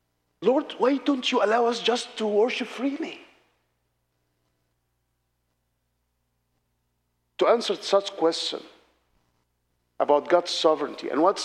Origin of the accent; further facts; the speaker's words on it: Alexandria, Alexandria Governorate, Egypt; I am from Alexandria in the Middle East